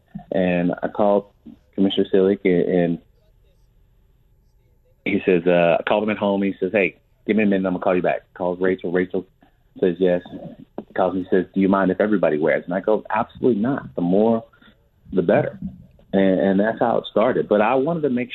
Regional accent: outside of Pittsburgh, Pennsylvania, United States; I was born outside of Pittsburgh

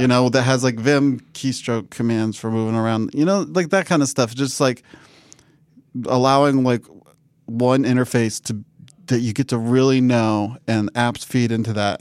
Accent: Washington, United States; we had great internet in my hometown in Washington and State

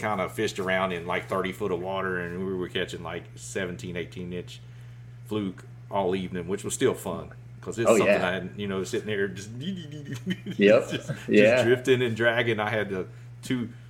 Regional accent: Southeast Georgia, United States; moved away; That's kind of where I started, you know, back in the day, fishing the golf course ponds and all that in Southeast Georgia. I'm originally from Georgia.

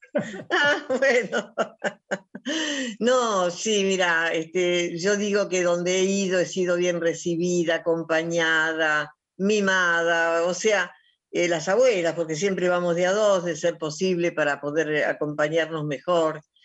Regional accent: Argentina; soy una argentina que sufre

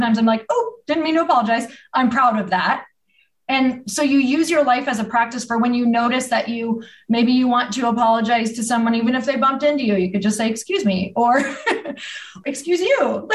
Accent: Midwest, United States; I'm from the Midwest

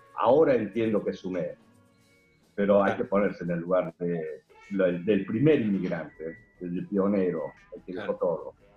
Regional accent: South Korea; born or raised there; now in Argentina

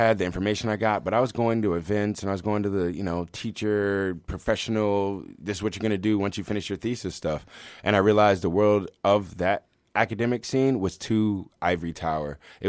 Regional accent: Washington, District of Columbia, United States; Washington, D.C.

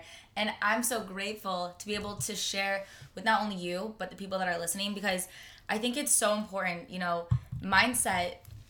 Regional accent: Michigan, United States; moved away as an adult; now in Los Angeles, United States; So I'm from Michigan. I'm from Michigan. Yep, good old Michigan. I went to Michigan State

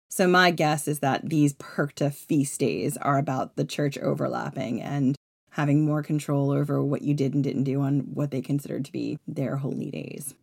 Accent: Long Island, New York, United States; I grew up on Long Island.

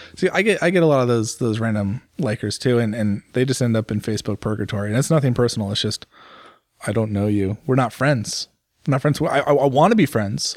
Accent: United States; for me as an American

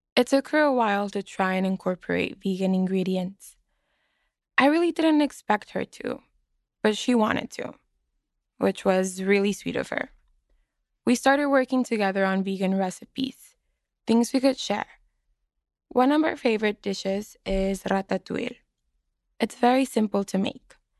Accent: Mexicali, Baja California, Mexico; now in Boston, United States

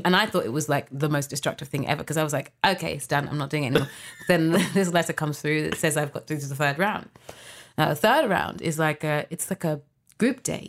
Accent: London, United Kingdom; I was born in London, UK.

